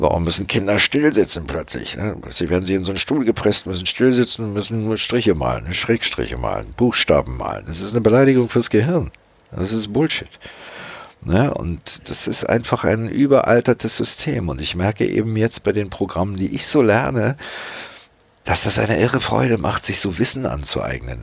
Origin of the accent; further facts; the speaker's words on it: Magdeburg, Saxony-Anhalt, Germany; Ich bin ja in Magdeburg geboren und da reden die ja so